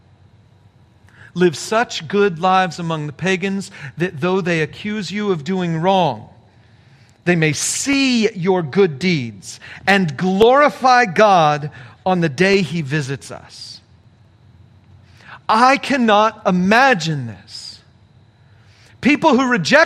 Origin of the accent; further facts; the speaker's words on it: California, United States; moved away; a church in California, my home state